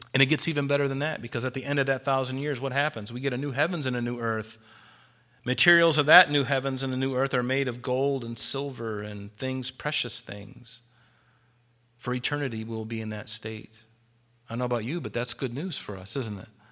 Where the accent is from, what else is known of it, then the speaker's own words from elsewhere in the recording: United States; I'm a Christian first and I'm an American second